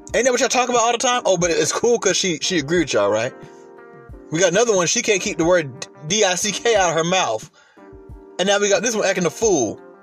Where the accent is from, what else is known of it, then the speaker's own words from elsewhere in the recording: Atlanta, Georgia, United States; I live in Atlanta. I was raised in Atlanta